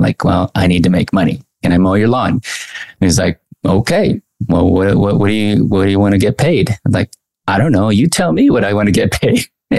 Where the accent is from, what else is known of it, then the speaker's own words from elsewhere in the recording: Anaheim, California, United States; also born or lived in Mexico; Well, I grew up in Anaheim. I was born in Mexico, came at the age at, I think, age two.